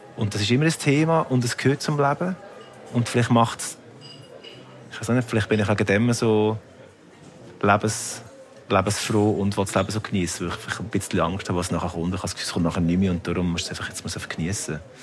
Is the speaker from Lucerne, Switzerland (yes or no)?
yes; Lucerne, Switzerland; ich bin natürlich in Luzern aufgewachsen, also im sehr Kanton katholisch